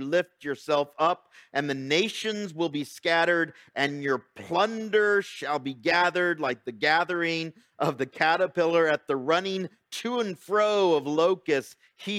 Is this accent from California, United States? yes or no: yes; Fontana, California, United States; I remember growing up in Fontana, and we had these, you know, beautiful tomato plants.